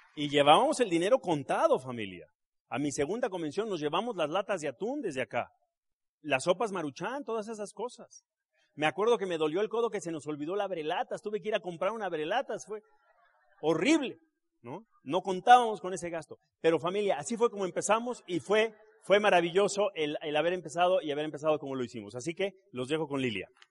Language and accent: Spanish; Mexico City, Mexico; yo me crié aquí. Yo soy de Gabriel Mancera entre San Lorenzo y Miguel Laurent. Yo ahí me crié